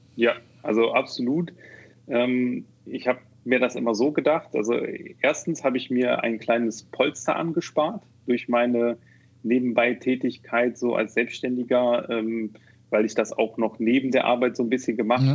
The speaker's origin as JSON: {"language": "German", "town": "Neuss", "region": "North Rhine-Westphalia", "country": "Germany", "lives_now": "Düsseldorf, Germany", "said": "bin ähm, ursprünglich aus Neuss."}